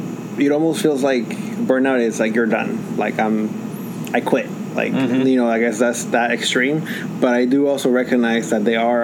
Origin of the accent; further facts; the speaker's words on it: Atlanta, Georgia, United States; also born or lived in Acapulco, Mexico; So I was born in Acapulco, Mexico, and I immigrated here to the United States, to Atlanta metro area, and really I've lived here most of my life at that point. And yeah, identify as Latino and Mexican, really, Mexican American at this point